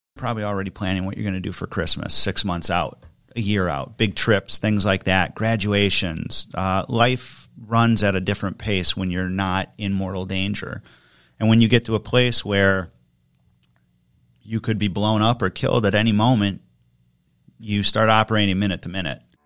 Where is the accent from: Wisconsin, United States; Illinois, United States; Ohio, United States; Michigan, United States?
Wisconsin, United States; Germantown; also born or lived in Detroit / New Jersey / Kentucky / Milwaukee; settled in Germantown, Wisconsin for about the last twenty-five years, went to grade school, high school there